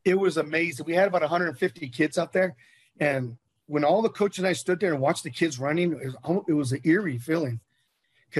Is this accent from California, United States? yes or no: yes; Bay Area, California, United States; now in Las Vegas, United States; I'm from the Bay Area. And I used to go to Raider games as a kid growing up